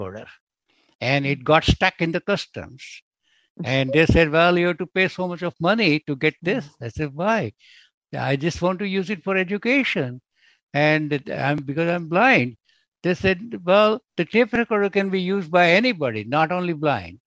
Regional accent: India; now in United States; I'm originally from India, although I'm an American citizen.

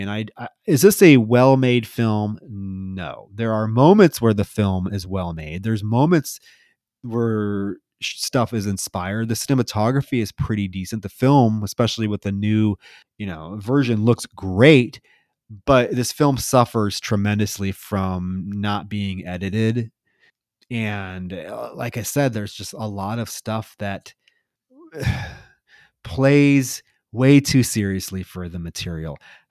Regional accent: Midwest, United States; You know, I grew up in the Midwest fishing. My parents were huge fishers.

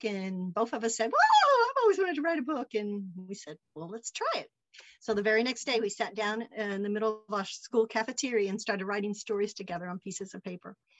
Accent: Henderson, Kentucky, United States; moved away as an adult; also born or lived in Versailles, Kentucky / Lexington, Kentucky / Hardinsburg, Kentucky; now in Sevierville, United States; I grew up in Henderson

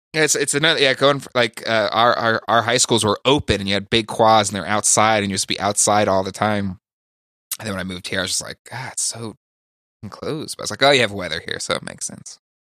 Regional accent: California, United States; I grew up in California

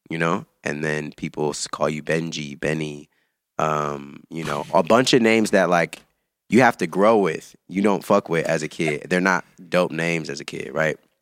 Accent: Antioch, California, United States; moved away as an adult; also born or lived in Chicago; I'm from the Bay Area.

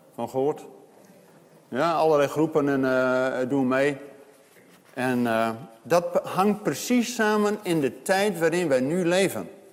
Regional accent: Zwolle, Overijssel, Netherlands; bij ons in eh, Zwolle, waar ik vandaan kom

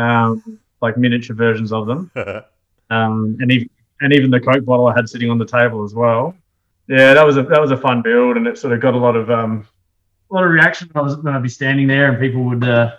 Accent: Adelaide, South Australia, Australia; moved away as an adult; also born or lived in Pilbara; now in Melbourne, Australia; I'm from Adelaide originally

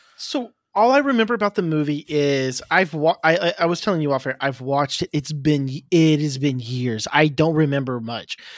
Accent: Oklahoma, United States; moved away; I'm originally from Oklahoma.

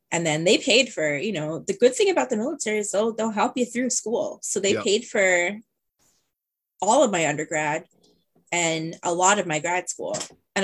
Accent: Norwalk, Connecticut, United States; I grew up in Norwalk

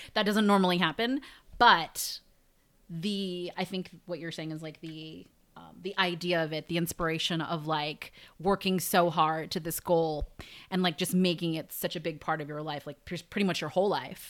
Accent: United States; growing up in America

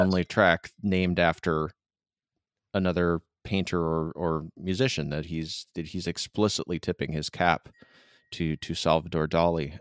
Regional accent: Michigan, United States; now in San Diego, United States; I am from Michigan, and so I feel a slight bit of hometown pride

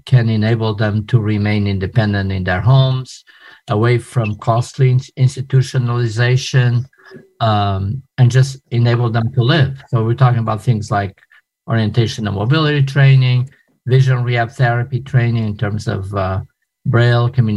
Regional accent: Portugal; moved away as an adult; also born or lived in New York City, United States / Portland, Maine, United States / Philadelphia, United States / Atlanta, United States; now in United States; I am originally from Portugal. I moved to the United States as an adult after I finished college.

